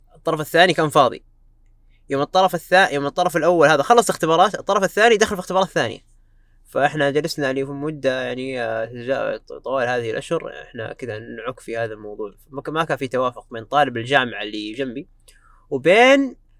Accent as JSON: {"language": "Arabic", "country": "Saudi Arabia", "said": "عندنا في السعوديه"}